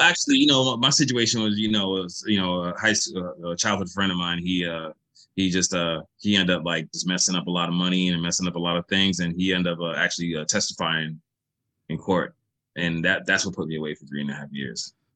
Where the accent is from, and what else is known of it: United States